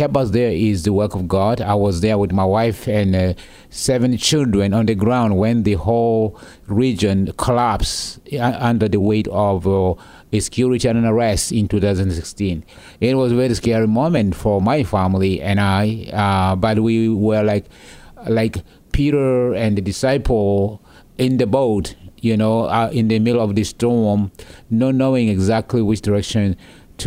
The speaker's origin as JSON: {"language": "English", "country": "South Sudan", "tie": "born or raised there", "moved": "yes", "lives_now": "United States", "said": "as a young boy growing up in the South Sudanese wilderness"}